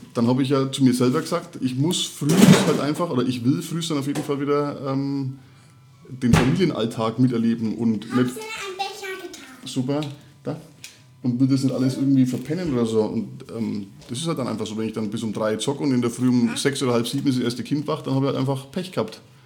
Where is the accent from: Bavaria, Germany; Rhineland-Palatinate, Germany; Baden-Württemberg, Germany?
Bavaria, Germany; Middle Franconia; accent: Franconian; now in Upper Palatinate, Germany; ich komme gebürtig äh, nicht aus Erfurt, auch nicht aus der Oberpfalz, sondern aus äh, Mittelfranken